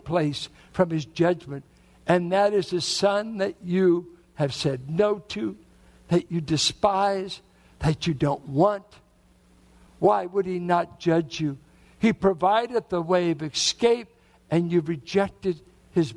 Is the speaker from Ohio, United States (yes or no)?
no; Richmond, Virginia, United States; as a boy growing up in Richmond, I grew up mainly with whites and blacks in Richmond in the 40s and 50s